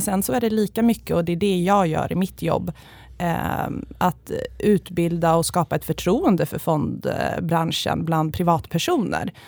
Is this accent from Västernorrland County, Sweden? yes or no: no; Järfälla, Stockholm County, Sweden; also born or lived in Uppsala / Åre; jag är uppvuxen i Järfälla utanför Stockholm